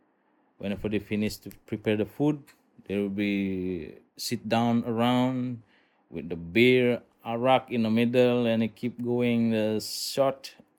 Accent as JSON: {"language": "English", "town": "Buduk", "region": "Bali", "country": "Indonesia", "said": "I'm from Buduk"}